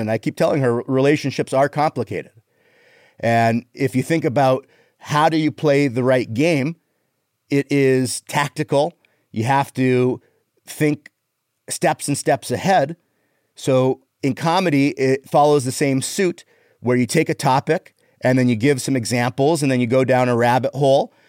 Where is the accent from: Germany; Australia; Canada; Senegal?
Canada; moved away; I'm Canadian